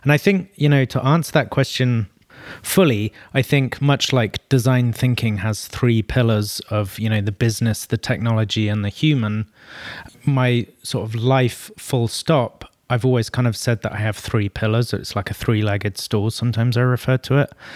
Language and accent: English; London, United Kingdom; North London originally. So, kind of supporting my hometown roots as well